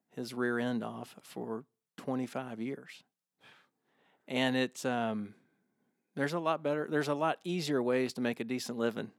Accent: Augusta, Georgia, United States; growing up in Augusta, every guy that played on the high school golf team thought that they were gonna be the next Larry Mize.

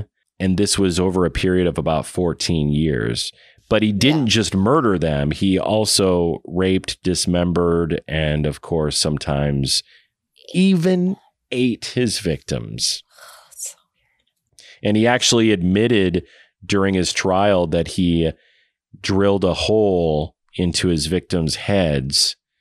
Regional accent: Waterloo, Iowa, United States; my hometown of Waterloo, Iowa

